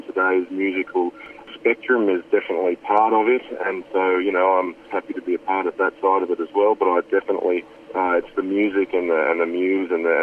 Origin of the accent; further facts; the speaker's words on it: Australia; growing up in Australia